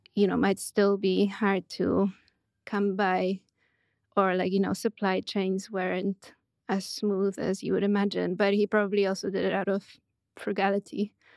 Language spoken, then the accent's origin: English; Puszczykowo, Greater Poland, Poland; also born or lived in Poznań; I grew up in Poland, in a small town of about ten thousand people called Puszczykowo.